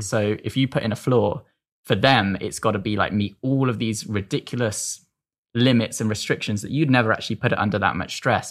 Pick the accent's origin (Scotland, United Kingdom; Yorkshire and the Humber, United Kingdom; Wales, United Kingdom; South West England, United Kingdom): South West England, United Kingdom; Devon; I'm from Devon